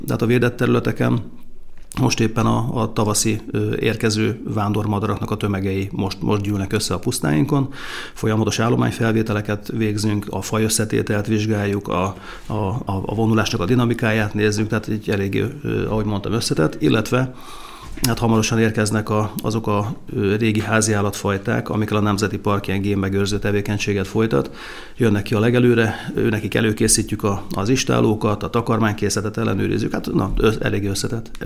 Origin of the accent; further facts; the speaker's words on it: Békéscsaba, Békés, Hungary; also born or lived in Kunágota; ilyen 49 négyzetméteres lakótelepi lakásban cseperedtem